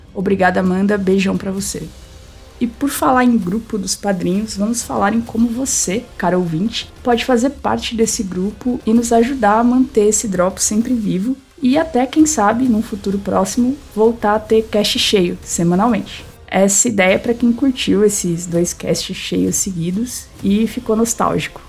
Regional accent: Brazil; nós, brasileiros

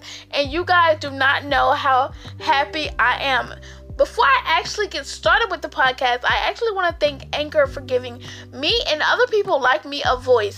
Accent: Albany, Georgia, United States; I am from Albany, Georgia

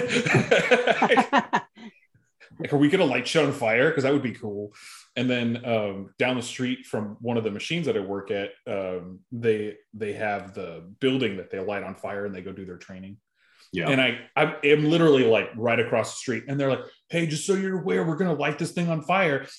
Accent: Arizona, United States; I'm from Arizona

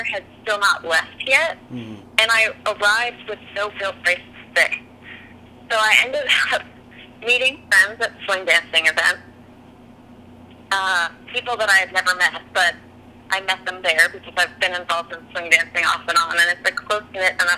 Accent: California, United States; moved away as an adult; now in Nashville, United States; I moved from California. I've been living in California my whole life, really.

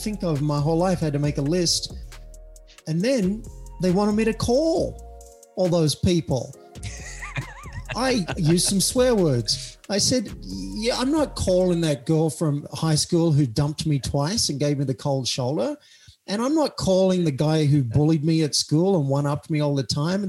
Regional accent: Cessnock, New South Wales, Australia; moved away as an adult; also born or lived in New York, United States; now in United States; I went back to my hometown of Cessnock

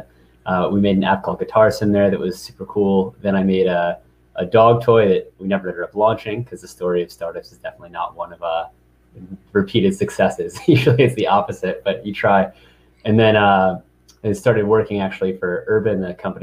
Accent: St. Louis, Missouri, United States; moved away as an adult; also born or lived in East Coast; I'm from St. Louis, Missouri, born and raised, came to the East Coast around 2011 for college

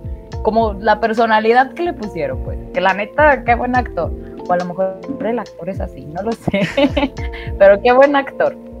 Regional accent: Mexico; estamos en México

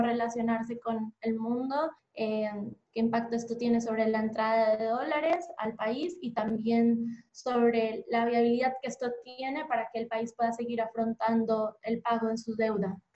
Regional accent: Bogotá, Colombia; moved away as an adult; now in Buenos Aires, Argentina; soy colombiana de Bogotá. Creo que en el acento se nota.

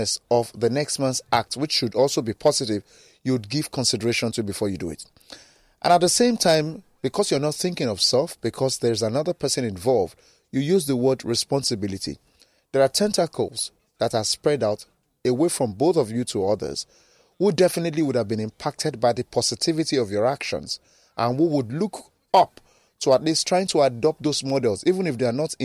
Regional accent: Nigeria

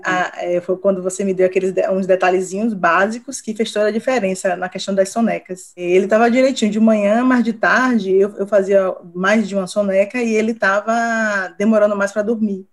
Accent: Salvador, Bahia, Brazil; sou de Salvador

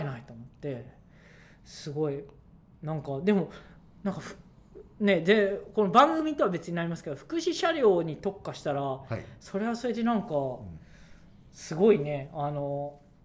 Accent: Yokohama, Kanagawa, Japan; 僕もともと横浜のあの海岸沿い出身なので

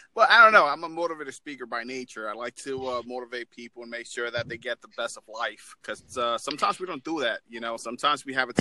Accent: New York, United States; now in Florida, United States; I'm originally from New York, but I'm, from, I'm in uh, Florida right now

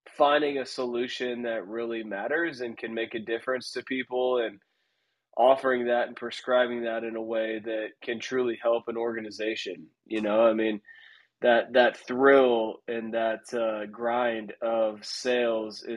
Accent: Omaha, Nebraska, United States; moved away as an adult; also born or lived in Chicago; I was from Omaha, Nebraska

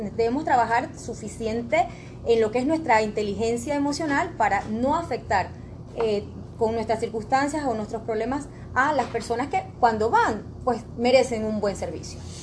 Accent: Panama; nosotros como panameños

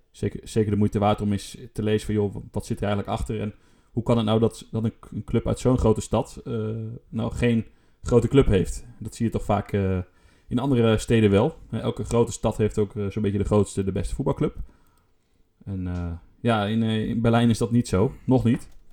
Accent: Netherlands; voor ons Nederlanders

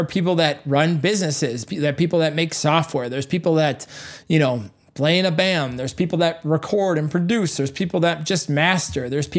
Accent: Hubertus, Wisconsin, United States; and I'm a guy who came up from cornfields, okay, literally, I had no mentors. I came from Hubertus, Wisconsin was my first studio.

